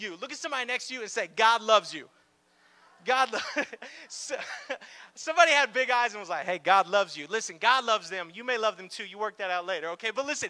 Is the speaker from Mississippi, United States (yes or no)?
no; Miami, Florida, United States; And again, I'm from Miami, like I said. Me and my wife, Jacqueline, we are actually church planters in the Miami area.